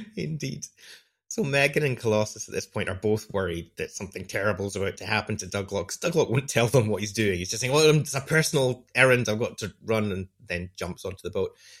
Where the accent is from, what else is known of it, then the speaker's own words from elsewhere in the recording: United Kingdom; I, as a British person